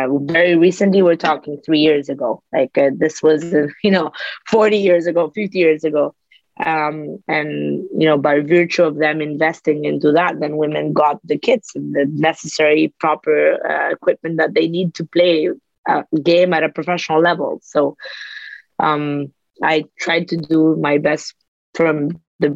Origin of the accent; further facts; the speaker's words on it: United States; being an American person